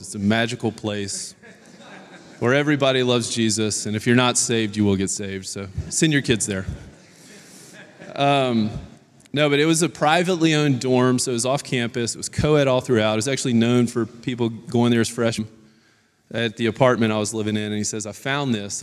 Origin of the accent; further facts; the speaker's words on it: Baton Rouge, Louisiana, United States; I grew up in Baton Rouge, Louisiana